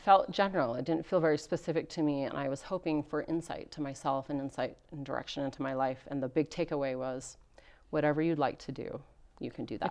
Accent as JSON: {"language": "English", "town": "Rexburg", "region": "Idaho", "country": "United States", "tie": "born or raised there", "said": "I grew up here in Rexburg, Idaho"}